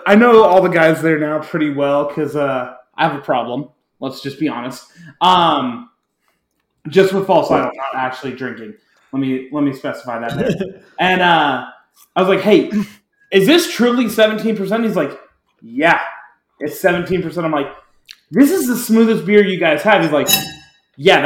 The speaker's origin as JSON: {"language": "English", "region": "Southern California", "country": "United States", "tie": "born or raised there", "said": "growing up in Southern California"}